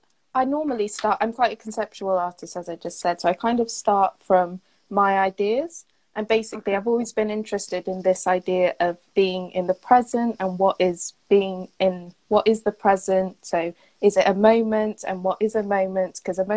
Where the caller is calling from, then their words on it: Cardiff, Wales, United Kingdom; So today I'm in Cardiff, Wales.